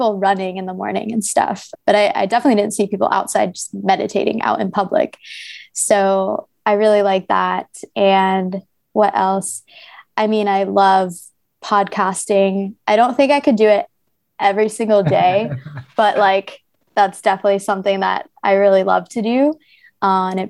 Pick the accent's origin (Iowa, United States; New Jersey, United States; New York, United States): New Jersey, United States; now in Ho Chi Minh City, Vietnam; I'm actually from New Jersey, so where Princeton is